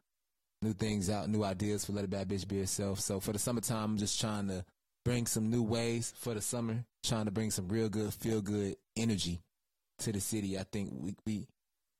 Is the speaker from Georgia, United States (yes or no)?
yes; Henry County, Georgia, United States; also born or lived in Dunwoody, Georgia / Atlanta, Georgia; we moved to Henry County when I was like 3.